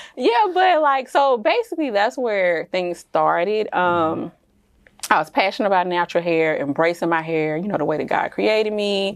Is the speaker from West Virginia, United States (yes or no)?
no; Jackson, Mississippi, United States; moved away as an adult; also born or lived in Texas / Dallas; I am originally from Jackson, Mississippi